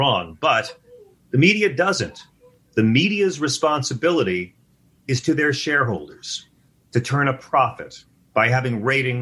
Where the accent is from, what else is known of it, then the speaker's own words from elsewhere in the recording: Long Island, New York, United States; I'm from Long Island